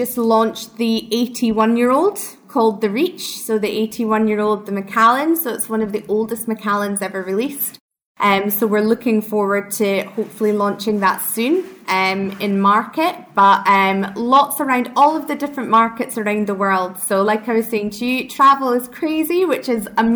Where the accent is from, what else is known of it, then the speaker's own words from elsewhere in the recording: Speyside, Scottish Highlands, Scotland, United Kingdom; accent: Scottish; moved away; I'm from Speyside, worked at the distillery